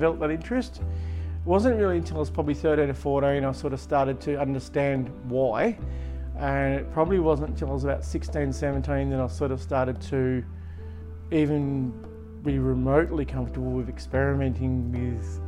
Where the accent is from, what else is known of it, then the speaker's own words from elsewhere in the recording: Latrobe, Tasmania, Australia; also born or lived in Devonport / Ulverstone; I grew up here in Latrobe